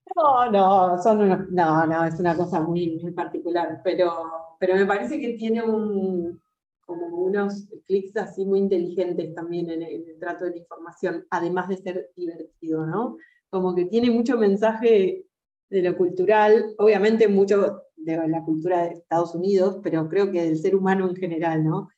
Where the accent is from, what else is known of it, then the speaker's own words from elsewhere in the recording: Argentina; soy una cantante argentina